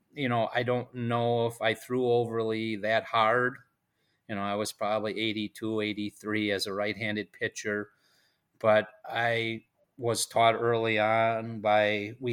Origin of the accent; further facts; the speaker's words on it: Wittenberg, Wisconsin, United States; Kind of grew up in central Wisconsin area.